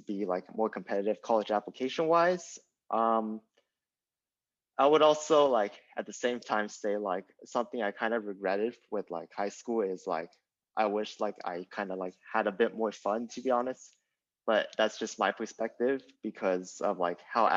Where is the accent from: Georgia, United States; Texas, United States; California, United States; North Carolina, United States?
California, United States; San Diego; now in Los Angeles, United States; I grew up in San Diego